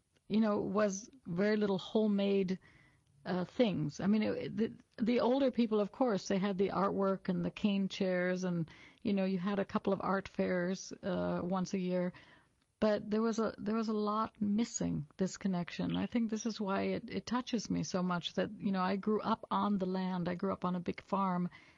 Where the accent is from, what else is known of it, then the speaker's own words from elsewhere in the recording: Wisconsin, United States; moved away as an adult; also born or lived in Europe; I grew up in the lands of the rolling hills of Wisconsin. So I'm an American who's now based in Europe.